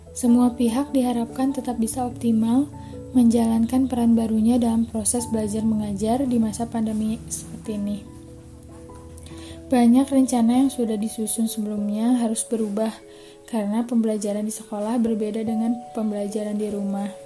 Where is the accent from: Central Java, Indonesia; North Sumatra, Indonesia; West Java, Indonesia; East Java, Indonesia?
West Java, Indonesia; Bandung; born there; Saya lahir di Bandung. Saya sedang menempuh kuliah di Universitas Islam Nusantara